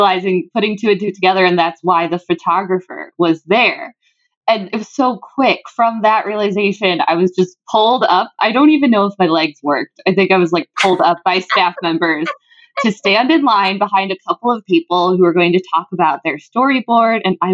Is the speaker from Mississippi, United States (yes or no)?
no; McHenry, Illinois, United States; I'm from the Chicagoland area. So we bonded over McHenry.